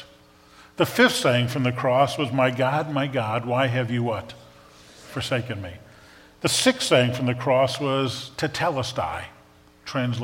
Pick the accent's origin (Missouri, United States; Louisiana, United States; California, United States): Louisiana, United States; New Orleans; moved away; I grew up in New Orleans